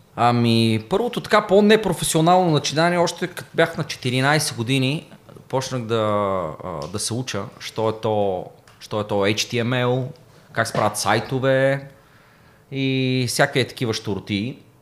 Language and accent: Bulgarian; Plovdiv, Plovdiv Province, Bulgaria; аз съм от Плодив, квартал Тракия, доста голям панелен квартал. Та всички от квартала ме знаеха